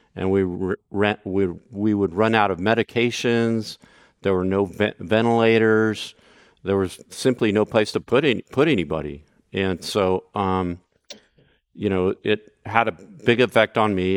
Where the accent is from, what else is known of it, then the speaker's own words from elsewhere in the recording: Brownsville, Texas, United States; also born or lived in San Francisco Bay Area; now in San Francisco, United States; I volunteered um, to work uh, that first summer in my hometown of Brownsville, Texas